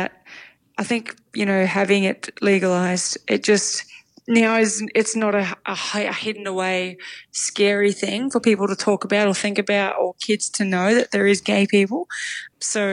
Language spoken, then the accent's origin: English; Melbourne, Victoria, Australia; we grew up in Broadmeadows. Mum's still in the same house, two-bedroom house.